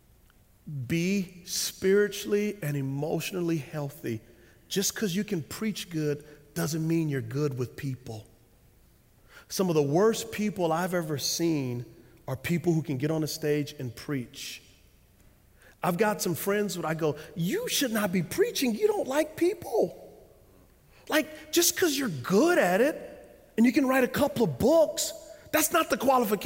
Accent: United States; As American Christians

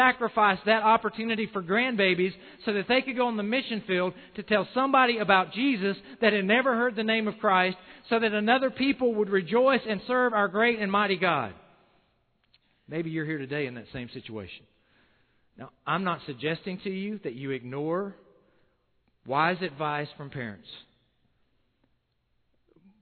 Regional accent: South Carolina, United States; I'm from South Carolina

